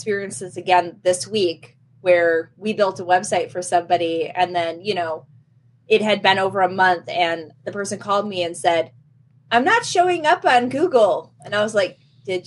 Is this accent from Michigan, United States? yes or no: yes; Michigan, United States; I come from Michigan